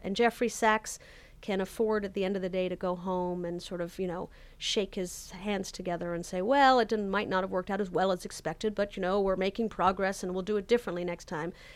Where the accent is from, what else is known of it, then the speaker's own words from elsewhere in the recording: Canada; moved away; I'm originally Canadian